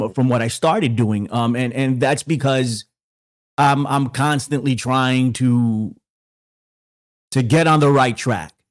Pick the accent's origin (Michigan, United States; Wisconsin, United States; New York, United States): New York, United States; I'm from New York